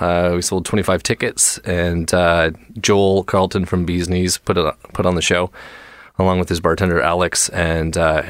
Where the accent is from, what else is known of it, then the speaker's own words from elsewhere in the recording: Newmarket, Ontario, Canada; I'm from a small town north of Toronto called Newmarket, Ontario, Canada.